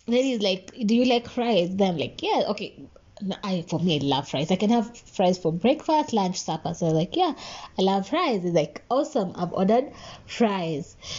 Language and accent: English; Nakuru, Nakuru County, Kenya; I was in Nakuru. Mm-hmm. Uh, mm. that's my hometown